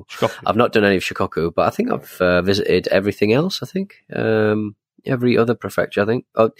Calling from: Brantford, Ontario, Canada; I'm from Brantford, Ontario, Canada.

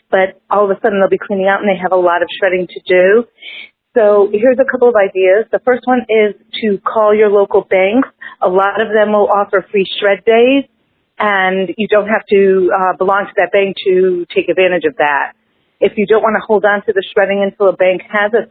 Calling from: San Francisco Bay Area, California, United States; I'm calling from the San Francisco Bay Area

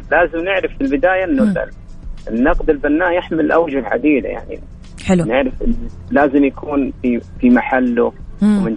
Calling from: Mecca, Makkah Province, Saudi Arabia; من مكه

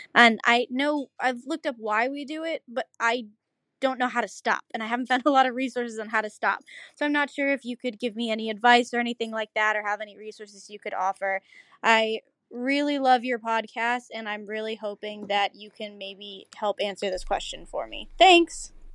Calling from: Dade City, Florida, United States; I'm calling from Dade City, Florida

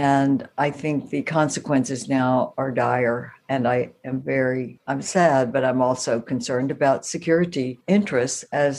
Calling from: Dallas, Texas, United States; From Dallas, Texas.

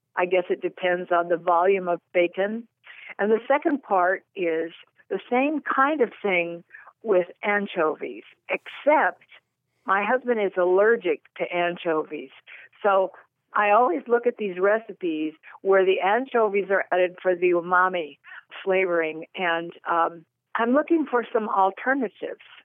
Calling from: Fallbrook, California, United States; I'm calling from Fallbrook, California

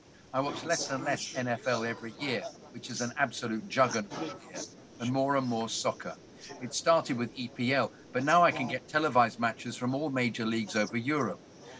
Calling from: Philadelphia, Pennsylvania, United States; especially since I'm from Philadelphia, where the 76ers have tanked for years

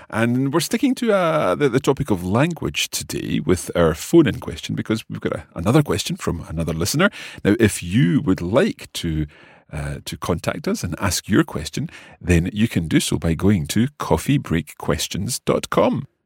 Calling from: Idaho, United States; from Idaho in the USA.

